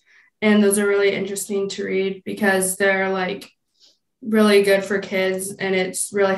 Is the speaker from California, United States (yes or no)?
no; Kalamazoo, Michigan, United States; I'm 13, and I'm from Kalamazoo, Michigan.